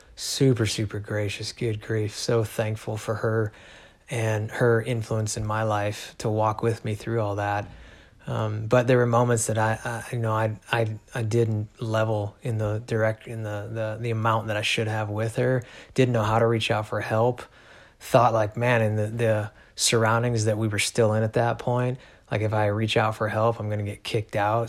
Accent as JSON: {"language": "English", "town": "Chicago", "region": "Illinois", "country": "United States", "tie": "born or raised there", "also_born_or_lived": "Missouri", "moved": "yes", "lives_now": "Alaska, United States", "said": "raised pretty much my whole life, uh, my upbringing anyway, in Illinois, suburbs of Chicago"}